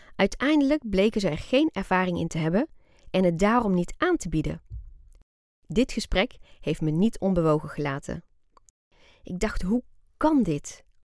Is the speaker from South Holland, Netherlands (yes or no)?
no; Breda, North Brabant, Netherlands; Wij wonen in Breda. En daar heb ik eigenlijk mijn hele leven gewoond